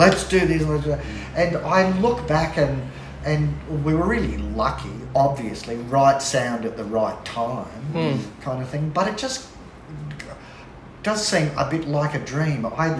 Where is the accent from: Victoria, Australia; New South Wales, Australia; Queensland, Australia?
New South Wales, Australia; Fingal Bay; also born or lived in Nelson Bay; Mike and I grew up in Fingal.